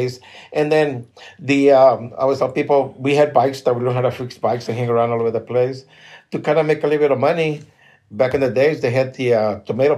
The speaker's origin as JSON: {"language": "English", "town": "Tijuana", "region": "Baja California", "country": "Mexico", "tie": "born or raised there", "also_born_or_lived": "National City, California / Otay, California", "moved": "yes", "said": "when we grew up in Tijuana, right there in the Coahuila"}